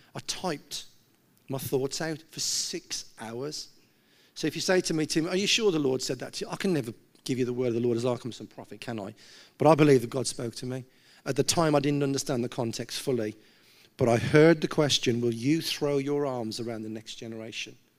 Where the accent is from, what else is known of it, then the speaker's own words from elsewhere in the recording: Gornal, West Midlands, United Kingdom; I'm from Gaunal